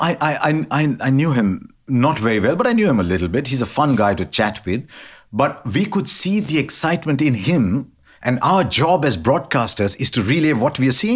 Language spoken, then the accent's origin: English; India; I'm Indian